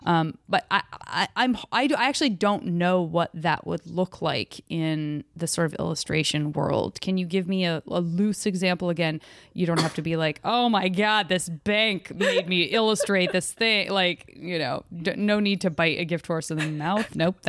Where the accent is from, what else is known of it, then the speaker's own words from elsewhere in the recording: Arizona, United States; moved away; also born or lived in San Francisco; From Arizona.